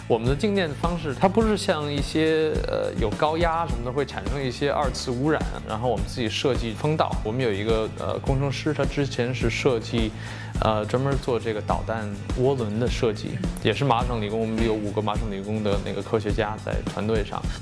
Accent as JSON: {"language": "Chinese", "region": "Beijing", "country": "China", "tie": "born or raised there", "moved": "yes", "lives_now": "California, United States", "said": "我在北京出生，我在北京有很多亲戚，我每年会回去探亲"}